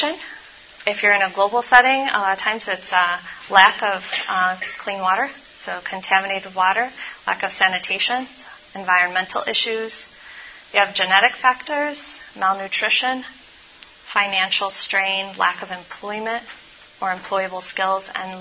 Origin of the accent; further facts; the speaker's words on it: Baltimore, Maryland, United States; I'm from Baltimore